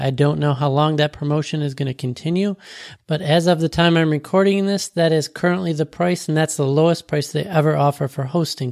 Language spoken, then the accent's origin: English; Florida, United States; I was from Florida